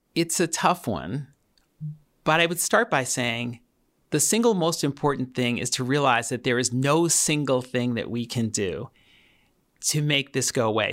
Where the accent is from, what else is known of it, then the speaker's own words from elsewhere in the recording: New York City, New York, United States; I grew up in Queens, New York